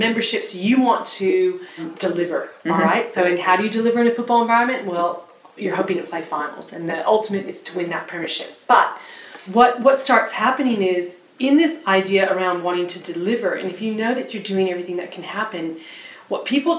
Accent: United States; now in Australia; I was educated growing up in the States

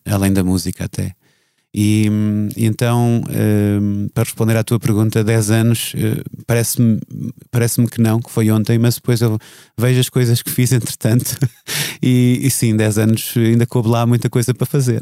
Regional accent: Viseu, Centro, Portugal; Em Viseu, a crescer em Viseu, não tinha pessoas que fizessem disso uma carreira

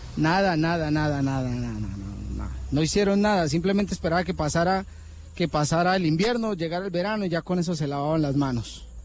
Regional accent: Granada, Meta, Colombia; yo soy de Granada

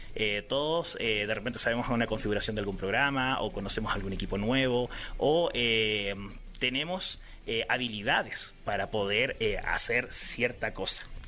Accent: Chile

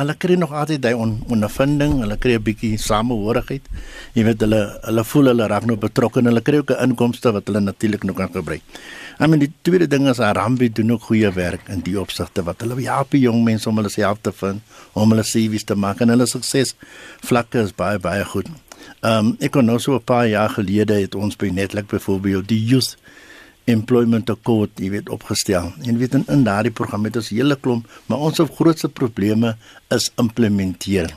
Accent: South Africa; in Suid-Afrika het ons die gewoonte

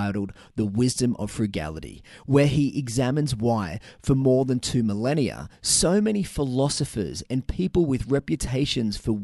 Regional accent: Newcastle, New South Wales, Australia; my hometown of Newcastle

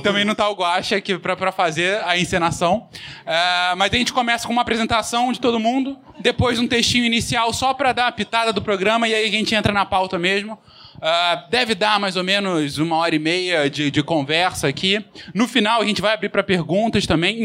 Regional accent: São Paulo, Brazil; nós quatro somos aqui de São Paulo

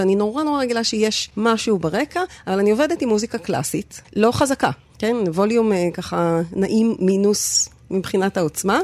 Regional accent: Sde Ilan, Northern District, Israel; גדלתי במושב, ליד רפתות

